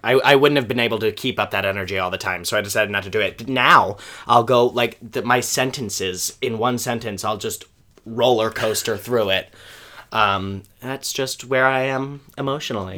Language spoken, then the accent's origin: English; Kingman, Arizona, United States; born or raised there; moved away as an adult; also born or lived in Moscow, Idaho; now in New York, United States